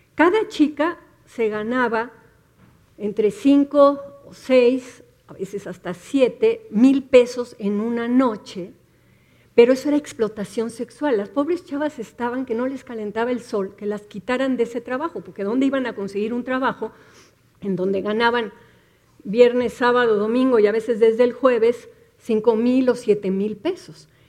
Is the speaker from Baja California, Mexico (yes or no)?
no; Mexico City, Mexico; las ciudadanas del Distrito Federal